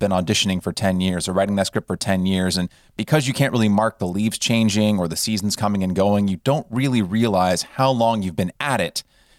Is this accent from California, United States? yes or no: yes; California, United States; now in Los Angeles, United States; But I grew up in Northern California and came to Los Angeles to pursue grad school at USC